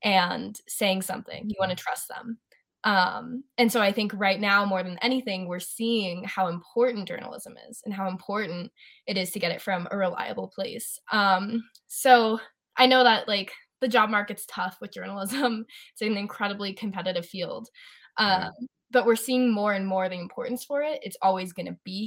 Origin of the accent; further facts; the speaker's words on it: Colorado, United States; I'm from Colorado. I'm a Colorado native.